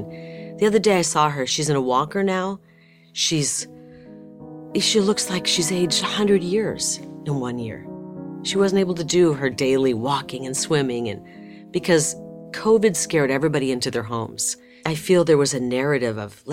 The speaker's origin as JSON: {"language": "English", "town": "Bettendorf", "region": "Iowa", "country": "United States", "tie": "born or raised there", "moved": "as an adult", "lives_now": "Phoenix, United States", "said": "I was born and raised in Bettendorf, Iowa, part of the Quad Cities."}